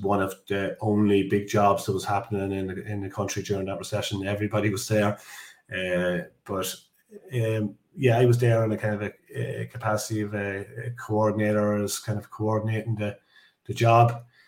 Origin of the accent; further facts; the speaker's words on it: Dundalk, Leinster, Ireland; I'm from Ireland, so I'm from yeah. the, the east coast of Ireland, uh, a town called Dundalk.